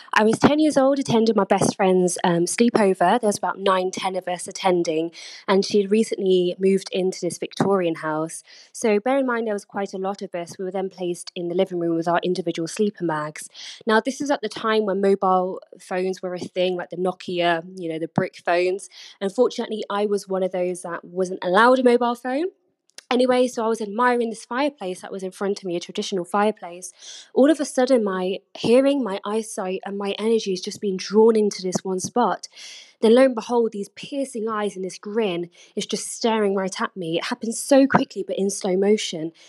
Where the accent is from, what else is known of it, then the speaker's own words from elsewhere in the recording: United Kingdom; I'm originally from Britain